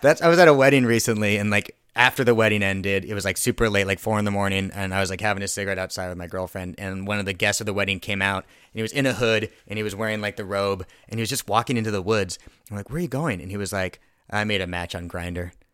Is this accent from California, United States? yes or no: yes; Thousand Oaks, California, United States; I grew up in Thousand Oaks